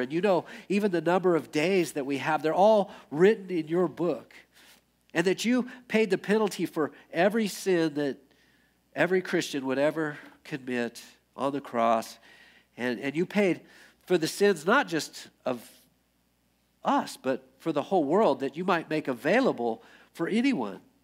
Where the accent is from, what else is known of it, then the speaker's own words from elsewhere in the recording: United States; I grew up in America